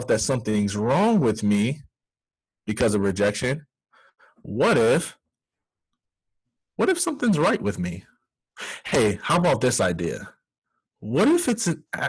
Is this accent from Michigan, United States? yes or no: yes; near Grass Lake, Michigan, United States; a neighboring town called Grass Lake, which is about 15, 20 minutes from my hometown